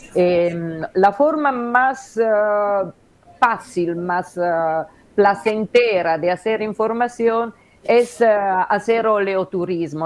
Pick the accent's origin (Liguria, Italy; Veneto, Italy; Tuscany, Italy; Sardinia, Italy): Liguria, Italy; Genoa; Spanish is a second language; moved away as an adult; now in Uruguay; yo soy de Génova